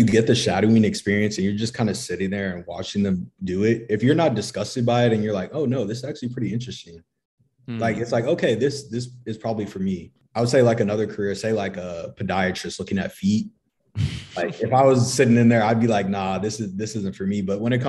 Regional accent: Flower Mound, Texas, United States; moved away as an adult; now in San Antonio, United States; I'm from the Dallas area. Okay. Flower Mound, Texas. Now I'm in San Antonio.

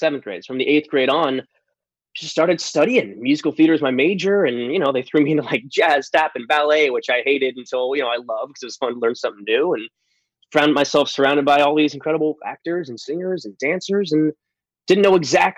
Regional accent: San Diego, California, United States; also born or lived in New York; I was born in New York, but I moved to San Diego when I was a young buck, like 6 years old. So I'm really from the West Coast

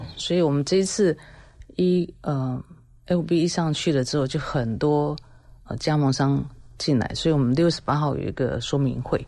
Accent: Taiwan; 我们台湾人

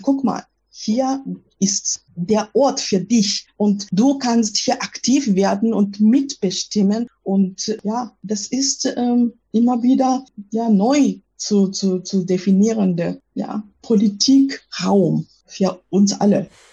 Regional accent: Japan; German is a second language; now in Germany; als Japanerin

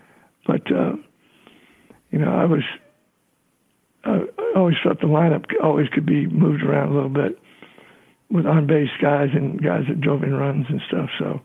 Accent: Texas, United States; also born or lived in Florida; I was born in Florida and raised in Texas, and I went to Texas A&M because my father went to Florida.

